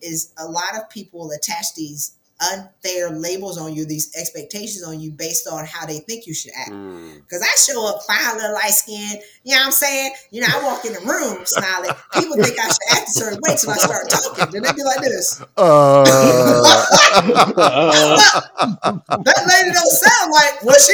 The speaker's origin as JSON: {"language": "English", "region": "South Carolina", "country": "United States", "said": "I'm from South Carolina"}